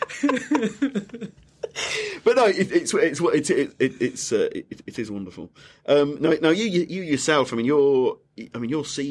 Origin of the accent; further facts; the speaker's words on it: Leeds, Yorkshire and the Humber, United Kingdom; I'm from Leeds